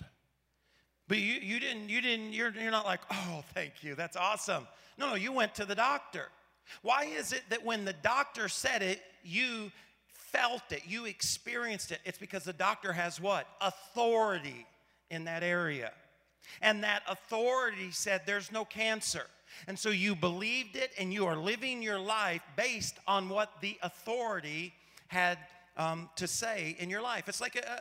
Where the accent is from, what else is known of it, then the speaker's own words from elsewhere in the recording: Paragould, Arkansas, United States; I grew up in Paragould, Arkansas, a town of about 15,000 people